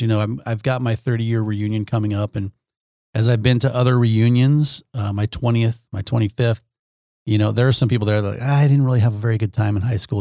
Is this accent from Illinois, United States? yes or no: no; Omaha, Nebraska, United States; I grew up in Omaha.